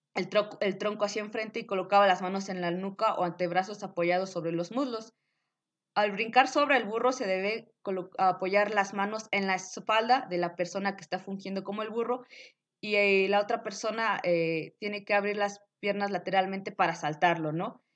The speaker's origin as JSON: {"language": "Spanish", "country": "Mexico", "said": "debemos de sentirnos orgullosos como mexicanos"}